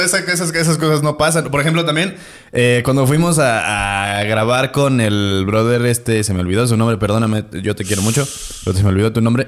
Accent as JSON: {"language": "Spanish", "town": "Celaya", "region": "Guanajuato", "country": "Mexico", "said": "yo soy de Celaya"}